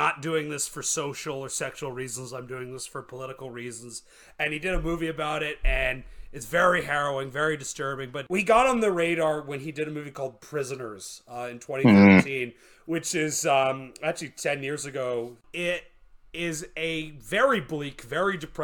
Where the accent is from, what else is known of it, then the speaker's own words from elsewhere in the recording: Canada; I'm from Canada.